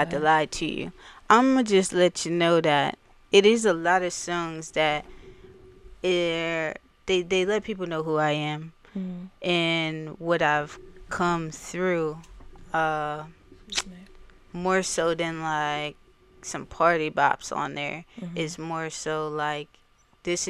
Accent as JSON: {"language": "English", "town": "Wilmington", "region": "Delaware", "country": "United States", "tie": "born or raised there", "also_born_or_lived": "Houston, Texas", "lives_now": "Newark, United States", "said": "I grew up in Wilmington. Over West Side. I'm a West Side baby."}